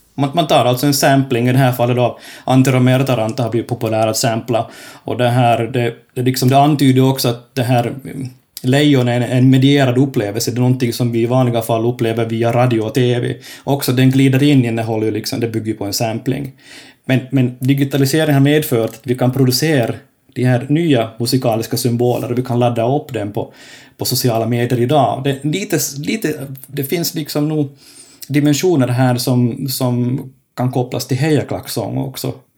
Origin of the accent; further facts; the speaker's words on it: Finland; now in Kokkola, Finland; jag är finlandssvensk